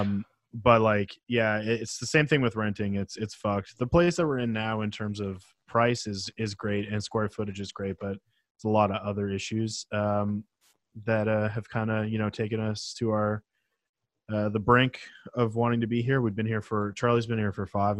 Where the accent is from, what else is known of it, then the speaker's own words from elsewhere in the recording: Penticton, British Columbia, Canada; where I grew up in Penticton, which is a small town in the uh, interior of British Columbia